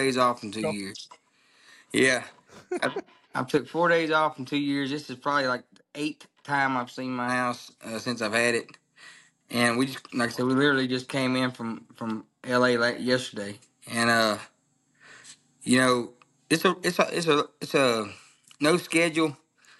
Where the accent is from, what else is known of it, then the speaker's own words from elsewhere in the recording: Logansport, Louisiana, United States; also born or lived in Grand Cane, Louisiana; I grew up in Logansport, Louisiana